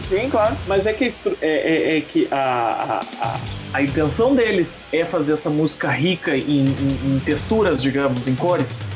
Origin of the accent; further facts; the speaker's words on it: Porto Alegre, Rio Grande do Sul, Brazil; eu sou um porto-alegrense desnaturado